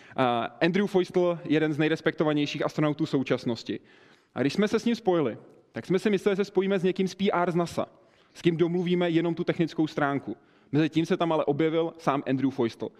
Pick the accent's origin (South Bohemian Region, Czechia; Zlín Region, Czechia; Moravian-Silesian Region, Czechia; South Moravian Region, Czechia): South Bohemian Region, Czechia; České Budějovice; u nás v Budějcích. Já jsem z Budějc, z jihu